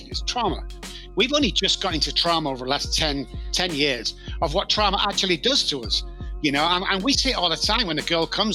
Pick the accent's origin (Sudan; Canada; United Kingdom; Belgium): United Kingdom; Manchester, North West England; moved away as an adult; now in San Antonio, United States; as you can tell by my accent. I live in San Antonio, Texas, but I'm actually from Manchester in the United Kingdom. I've been over here for 15 years.